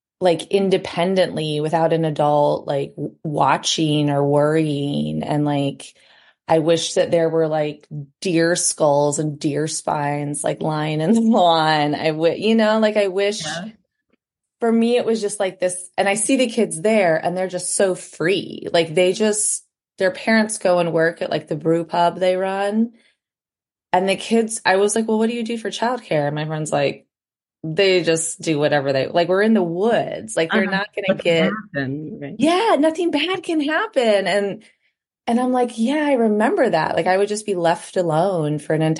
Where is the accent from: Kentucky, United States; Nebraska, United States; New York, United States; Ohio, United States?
Ohio, United States; moved away as an adult; now in Iowa, United States; I'm from Ohio